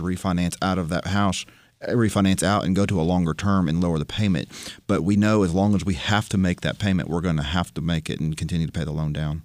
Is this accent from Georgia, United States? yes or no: no; Florida, United States; now in Nashville, United States; I grew up in Florida